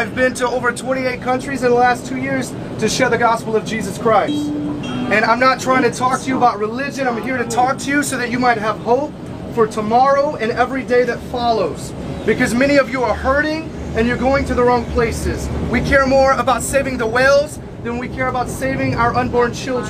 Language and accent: English; United States; moved away; I'm from the United States.